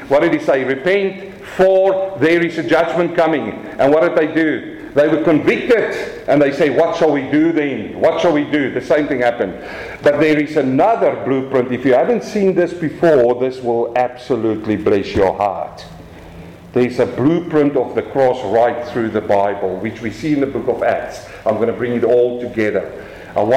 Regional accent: South Africa; accent: South African; my South African accent

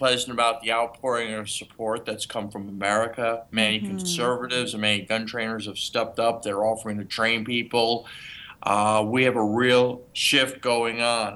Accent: New York City, New York, United States; moved away; I grew up in New York City

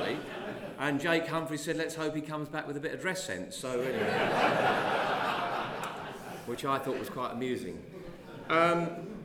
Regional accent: Hertfordshire, East of England, United Kingdom; also born or lived in Cambridge; I was born in Hertfordshire to a farmer, or smallholding farmer

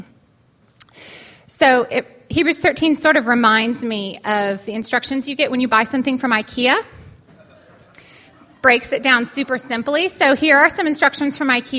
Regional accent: California, United States; moved away; That's where I'm from. My hometown

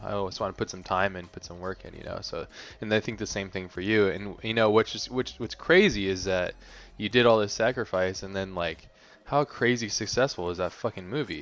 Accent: Hawaii, United States; moved away; I grew up in Hawaii

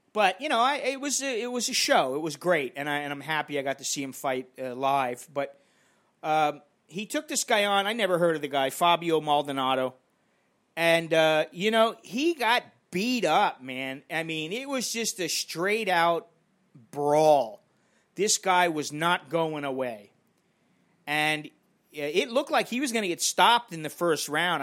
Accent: United States; now in Bangkok, Thailand; I'm an American in Bangkok.

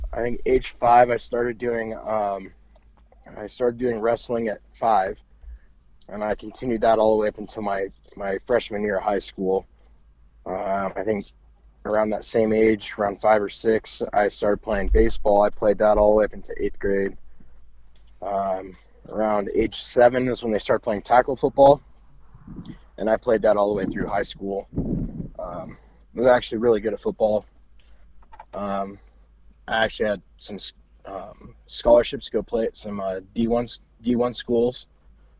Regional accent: Las Vegas, Nevada, United States; moved away as an adult; also born or lived in Lancaster, California; now in Reno, United States; I was about 4 years old, I think, three or four. Moved out there, and then I spent pretty much, I mean, the bulk of my life up until I there, yeah, the bulk of my life up until I joined the military. Growing up in Vegas

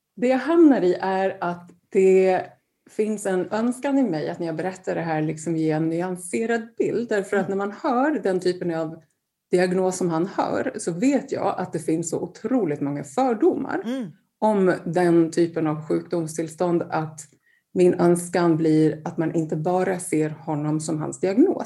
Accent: Gotland, Sweden; also born or lived in Gothenburg; född och uppvuxen på Gotland

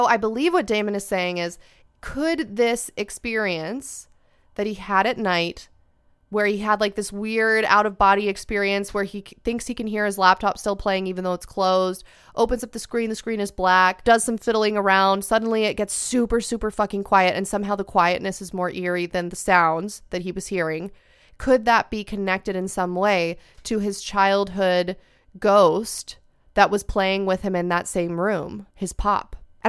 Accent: Australia; When I was in high school, maybe 5 or 6 years ago in year 11 or 12, I'm Australian, so final 2 years of school.

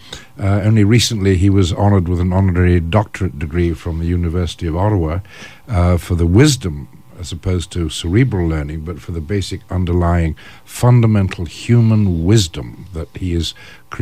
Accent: England, United Kingdom; as an Englishman

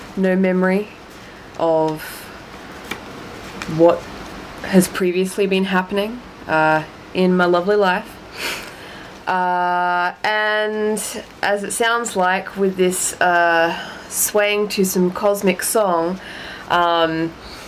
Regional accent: Australia; I am an Australian

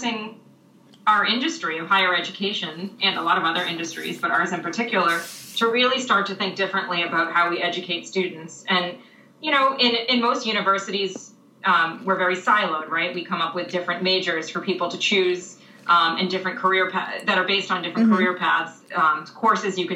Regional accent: Massachusetts, United States; I grew up in Massachusetts where the school resides

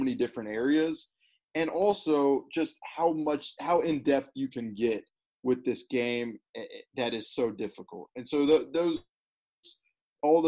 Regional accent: Birmingham, Alabama, United States; moved away; also born or lived in Missouri; I grew up in Alabama

